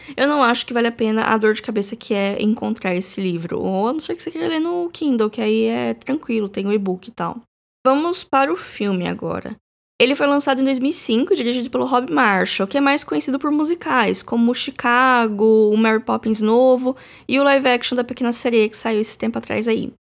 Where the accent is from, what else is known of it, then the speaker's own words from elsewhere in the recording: Brazil; A gente, como brasileiro